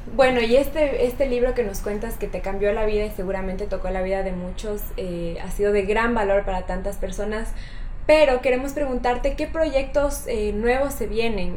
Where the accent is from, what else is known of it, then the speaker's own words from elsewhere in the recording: Ecuador; nosotras como ecuatorianas